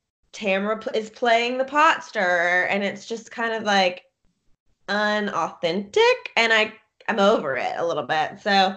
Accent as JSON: {"language": "English", "town": "Columbia", "region": "Kentucky", "country": "United States", "tie": "born or raised there", "said": "She's from my hometown, which is so freaking weird. Columbia, Kentucky. Like, you can't even see it on a map."}